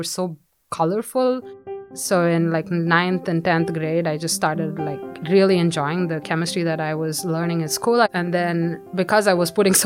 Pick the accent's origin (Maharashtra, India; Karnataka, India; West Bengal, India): Karnataka, India; Bangalore; moved away as an adult; I grew up in Bangalore in India